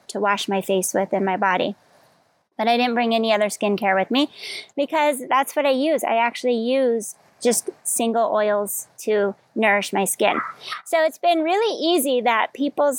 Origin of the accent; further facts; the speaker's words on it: Colorado, United States; now in Hawaii, United States; I grew up in Colorado